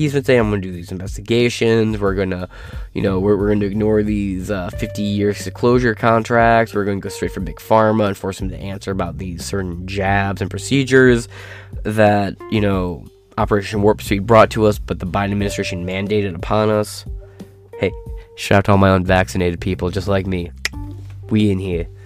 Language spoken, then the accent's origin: English; Michigan, United States; I'm from Michigan